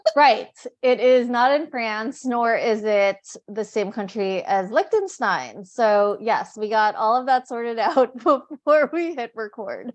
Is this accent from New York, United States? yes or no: yes; New York, United States; moved away as an adult; also born or lived in India / Korea / Seattle; now in Luxembourg; my family's from the Philippines. I was born in the States, in New York.